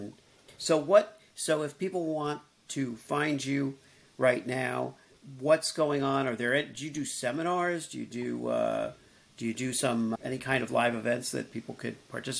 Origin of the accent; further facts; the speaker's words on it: Miami, Florida, United States; also born or lived in New York / Los Angeles; now in Iowa City, United States; I grew up in Miami, went to school in New York, settled in LA, and then took this kind of detour for 5-6 years here to Iowa City